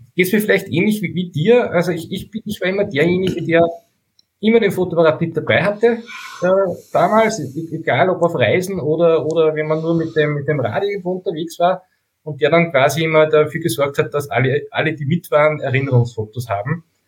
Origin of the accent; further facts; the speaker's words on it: Steyr, Upper Austria, Austria; Ich komme aus Steyr in Oberösterreich